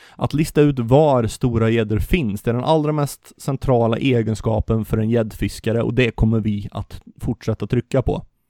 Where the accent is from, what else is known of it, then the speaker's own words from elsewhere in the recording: Vartofta and Varnhem, Västergötland, Västra Götaland, Sweden; accent: västgötska; vårt djupt agrart västgötska arv. Vi kommer från Vartofta och Varnhem.